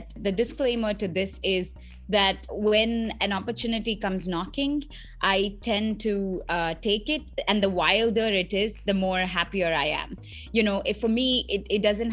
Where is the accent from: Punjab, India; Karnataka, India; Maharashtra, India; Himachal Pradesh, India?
Maharashtra, India; Mumbai; moved away as an adult; also born or lived in South India; now in Belgrade, Serbia; I was born and raised in Mumbai, India.